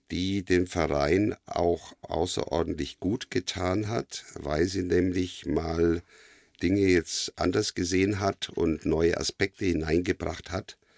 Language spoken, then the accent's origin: German; Bavaria, Germany; born there; also ich bin geboren in Oberfranken, in Asberg, Oberfranken und meine äh, Familie stammt aus Galizien, also heutige Ukraine.